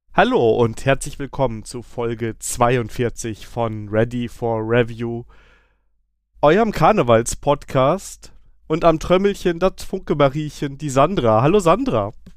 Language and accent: German; Koblenz, Rhineland-Palatinate, Germany; moved away; Ich komme ja eigentlich aus Koblenz